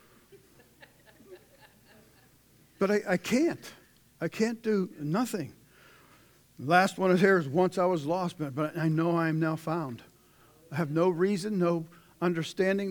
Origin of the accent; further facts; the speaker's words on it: Pittsburgh, Pennsylvania, United States; moved away as an adult; now in Zanesville, United States; I'm from Pittsburgh.